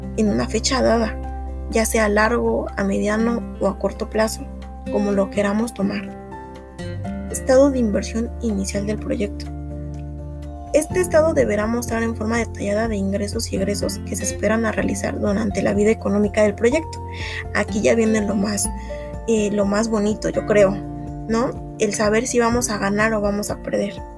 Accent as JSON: {"language": "Spanish", "country": "Mexico", "said": "somos mexicanos"}